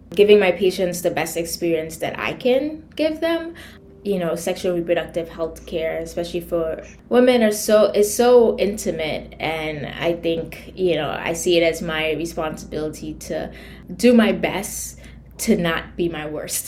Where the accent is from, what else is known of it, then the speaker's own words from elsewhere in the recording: Trinidad & Tobago; moved away as an adult; also born or lived in New York City, United States / Connecticut, United States; now in New York, United States; born and raised in Trinidad, I came to the US in 2001 for college in New York City